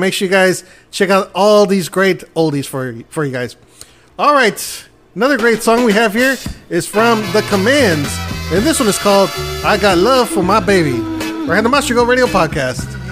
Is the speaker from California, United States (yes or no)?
no; El Paso, Texas, United States; El Chuco, El Paso, Texas, my hometown